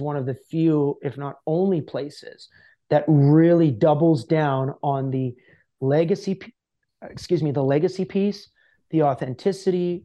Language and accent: English; Canada; as a Canadian